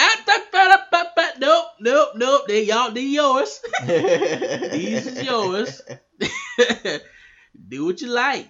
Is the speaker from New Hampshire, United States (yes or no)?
no; New York, United States; I know we all know from originally from New York, but you know, you don't really hear it in my voice unless apparently when people say when I get mad, that's what I sound like. I'm from New York